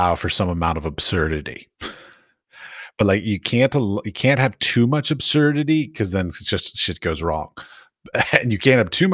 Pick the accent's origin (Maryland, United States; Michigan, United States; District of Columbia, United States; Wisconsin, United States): District of Columbia, United States; Washington; I grew up in Washington, D.C.